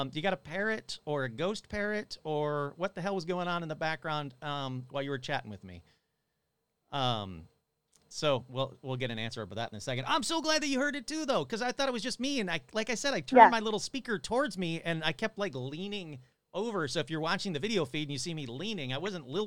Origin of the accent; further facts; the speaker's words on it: Michigan, United States; I grew up in Michigan